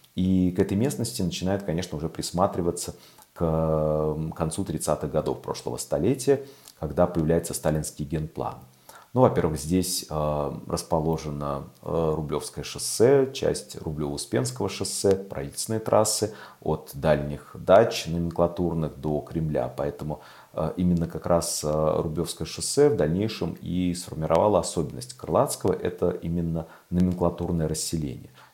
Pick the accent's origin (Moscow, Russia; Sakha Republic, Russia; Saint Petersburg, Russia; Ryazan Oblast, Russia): Moscow, Russia; also born or lived in Krylatskoye, Moscow; И я переехал из Сокольников, которые э, для меня оставались и остаются малой родиной